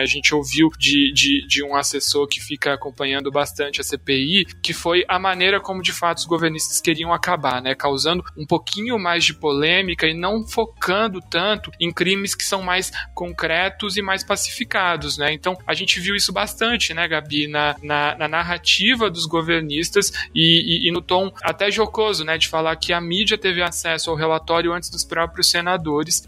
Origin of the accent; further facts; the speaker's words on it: São Paulo, Brazil; nasci em 94 em São Paulo